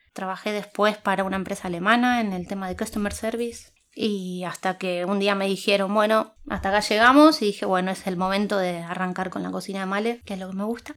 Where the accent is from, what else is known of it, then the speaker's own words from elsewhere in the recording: Buenos Aires, Argentina; moved away as an adult; also born or lived in Spain; now in Germany; hace casi 20 años que me fui de Buenos Aires